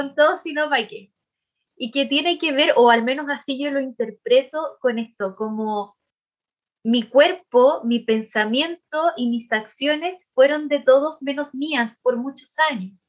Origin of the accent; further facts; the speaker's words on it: Chile; nosotras aquí como mujeres chilenas sobre todo, en eh, nuestro país